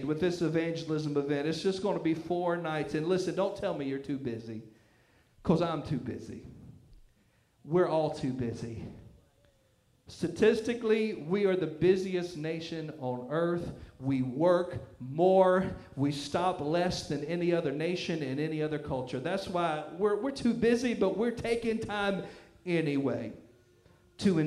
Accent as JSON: {"language": "English", "region": "the Bible Belt", "country": "United States", "tie": "born or raised there", "said": "I grew up in the Bible Belt, where even the heathens knew all the Bible stories."}